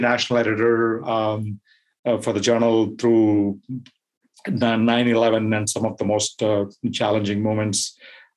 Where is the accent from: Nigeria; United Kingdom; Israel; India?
India; moved away as an adult; also born or lived in Bloomington, Indiana, United States / Dayton, Ohio, United States / Manhattan, New York, United States / Brussels, Belgium; As you can tell from my accent and from my name, I am from India. I spent the first 20 years of my life there and then moved to the U.S.